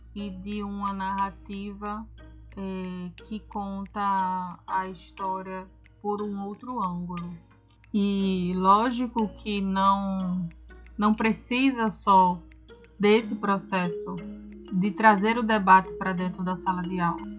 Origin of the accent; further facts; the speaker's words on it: Brazil; a gente enquanto brasileiro